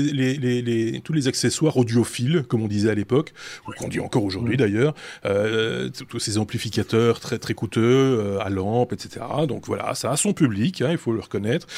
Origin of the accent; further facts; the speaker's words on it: Belgium; on en, a de plus en plus chez nous en Belgique